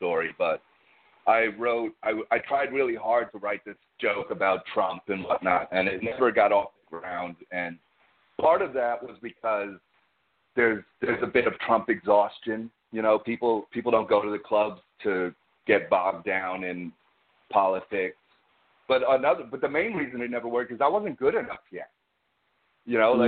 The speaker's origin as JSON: {"language": "English", "region": "New York", "country": "United States", "said": "I'm a New Yorker"}